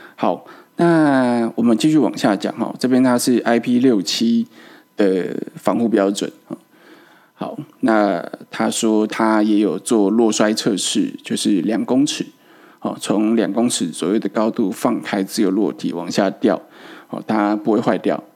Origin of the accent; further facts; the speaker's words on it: Taiwan; 我们台湾人